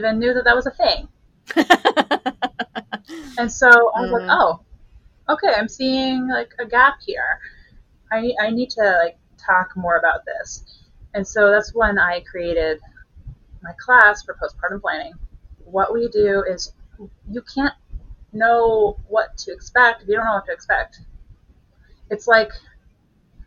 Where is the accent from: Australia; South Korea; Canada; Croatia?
Canada; moved away as an adult; now in Kansas City, United States; I'm not from here. I'm Canadian, and I moved here when I was 10 weeks pregnant